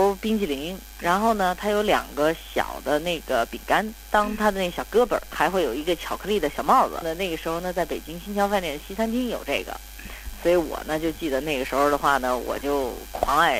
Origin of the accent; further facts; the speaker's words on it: Beijing, China; moved away; also born or lived in United States / New York; 就跟咱们北京人给一大碗茶一样